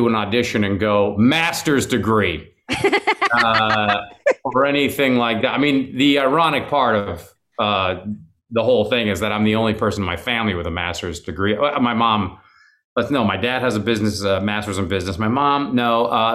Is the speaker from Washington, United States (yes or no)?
yes; Seattle, Washington, United States; now in Los Angeles, United States; I was raised in Seattle, which is 90 miles away from Vancouver